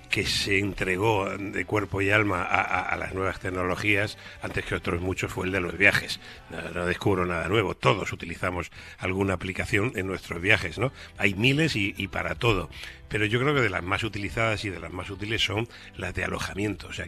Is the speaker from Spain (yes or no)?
yes; Valencia, Valencian Community, Spain; yo soy del Mediterráneo y el Mediterráneo es el mejor lugar del mundo y Valencia es luz y color Mediterráneo